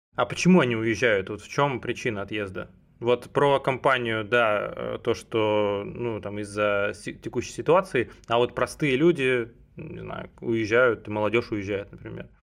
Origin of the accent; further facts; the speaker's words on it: Cherepovets, Vologda Oblast, Russia; я родился в Череповце